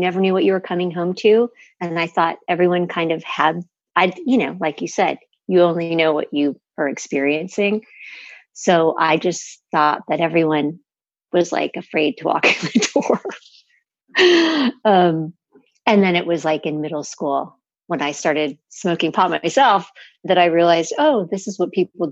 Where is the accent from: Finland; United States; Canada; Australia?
United States; Los Angeles, California; I grew up in the San Fernando Valley in the 60s